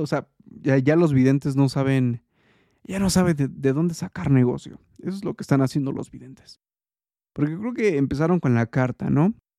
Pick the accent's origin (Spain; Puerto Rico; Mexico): Mexico; soy eh, mexicano